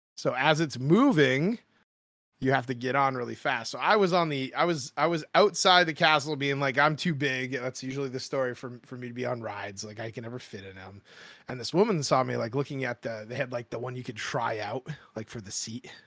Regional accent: Maine, United States; I grew up in Maine, Maine my whole life

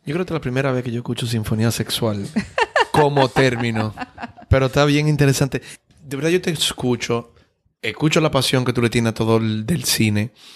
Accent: Dominican Republic

